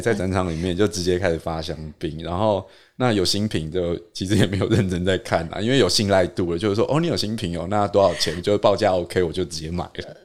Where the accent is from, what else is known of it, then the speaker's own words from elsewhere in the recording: Taipei, Taiwan; 我台北人